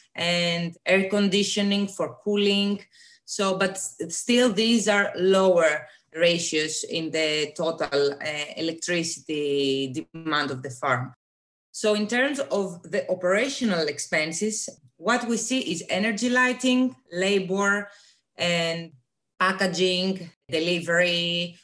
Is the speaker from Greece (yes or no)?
yes; Greece; moved away as an adult; now in Denmark; I am originally coming from Greece, but I live in Denmark for the last three years to do my PhD studies